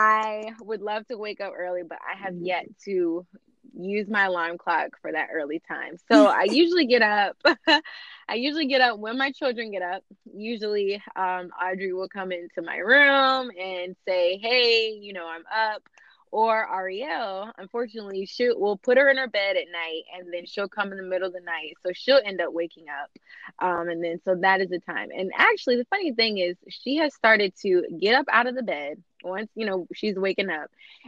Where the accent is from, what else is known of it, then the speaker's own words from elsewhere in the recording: Virginia Beach, Virginia, United States; moved away as an adult; now in Fredericksburg, United States; I'm from Virginia Beach originally